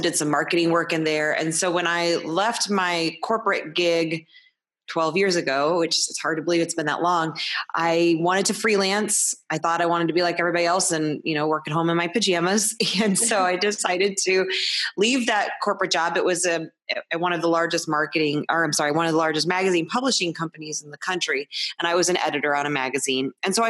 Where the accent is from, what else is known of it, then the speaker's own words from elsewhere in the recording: St. Louis, Missouri, United States; also born or lived in California / Iowa; I'm from St. Louis, Missouri, and I've lived here the bulk of my life, although I've moved to California and Iowa at different times, but I'm back now.